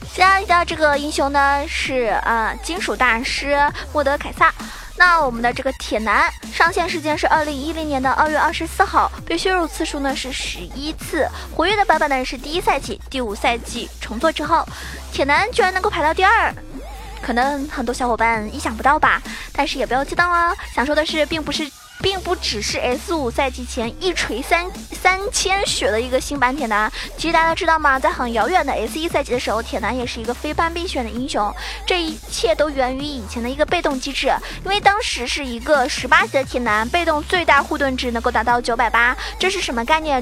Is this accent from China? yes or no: yes; China; 我们中国也有句话说得好